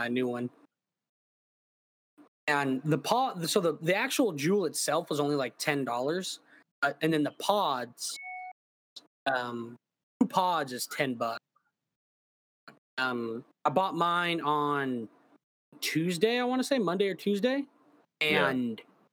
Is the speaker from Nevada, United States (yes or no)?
yes; Nevada, United States; moved away as an adult; also born or lived in Clear Lake, Houston, Texas; now in Houston, United States; I live over in Clear Lake, but I'm actually from Nevada